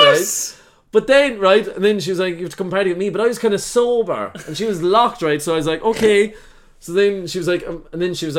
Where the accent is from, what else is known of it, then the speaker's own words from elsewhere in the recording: Ireland; and I'm Irish